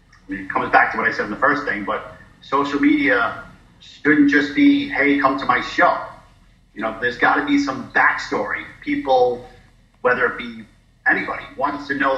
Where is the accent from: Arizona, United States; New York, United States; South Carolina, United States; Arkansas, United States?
New York, United States; New York City; moved away as an adult; also born or lived in North Carolina; I'm from New York City